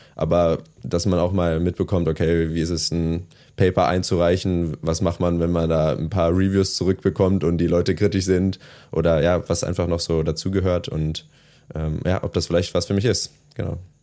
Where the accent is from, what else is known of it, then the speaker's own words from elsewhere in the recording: small village near Trier, Rhineland-Palatinate, Germany; also born or lived in Bocholt; ich bin dann nicht direkt in Trier aufgewachsen, sondern im kleinen Dorf daneben